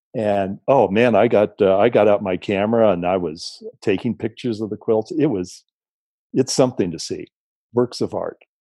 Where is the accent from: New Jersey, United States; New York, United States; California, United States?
California, United States; San Diego; also born or lived in Mexico; moved back to my hometown of San Diego